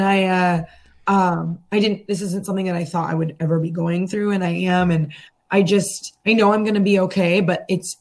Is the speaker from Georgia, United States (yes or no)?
no; San Francisco, California, United States; moved away as an adult; now in Los Angeles, United States; I'm originally from San Francisco